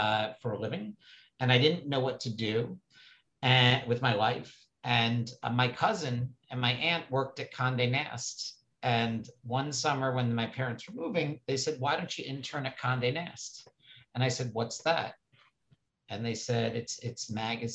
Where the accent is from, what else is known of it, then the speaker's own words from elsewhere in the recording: New York City, New York, United States; I grew up on the Upper East Side of New York City